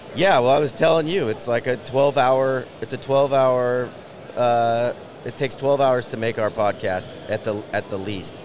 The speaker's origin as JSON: {"language": "English", "town": "Shoreline", "region": "Washington", "country": "United States", "tie": "born or raised there", "said": "I was raised in Shoreline, just right next door"}